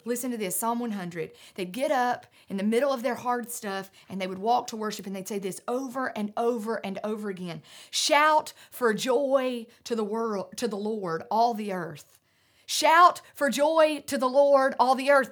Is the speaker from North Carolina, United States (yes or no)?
yes; North Carolina mountains, United States; I grew up in the North Carolina mountains